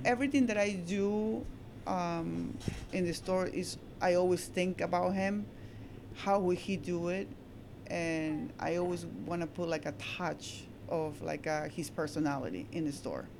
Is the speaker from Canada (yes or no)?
no; Peru; also born or lived in Astoria, New York / Baldwin, New York; now in Long Beach, United States; I'm Peruvian. I came from Peru like so many years ago.